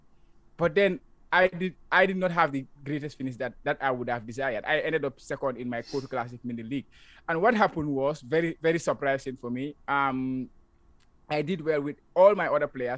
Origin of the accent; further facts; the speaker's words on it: Gambia; moved away as an adult; now in Japan; I'm from the Gambia, now currently living in Japan. I came to Japan like 5 years ago